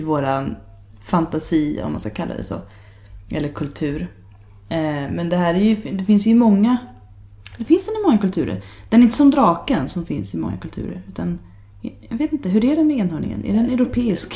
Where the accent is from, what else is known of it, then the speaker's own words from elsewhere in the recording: Sweden; jag var från Sverige